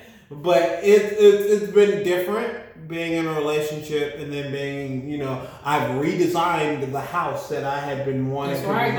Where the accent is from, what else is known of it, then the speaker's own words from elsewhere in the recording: Miami, Florida, United States; also born or lived in Birmingham, Alabama; She's from Mobile. I'm from Miami and Birmingham.